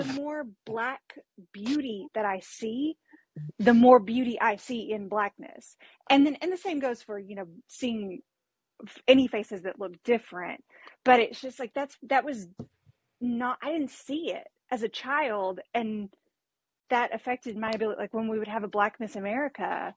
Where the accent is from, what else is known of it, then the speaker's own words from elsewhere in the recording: Arkansas, United States; growing up in Arkansas, there's always been a much, much smaller Black population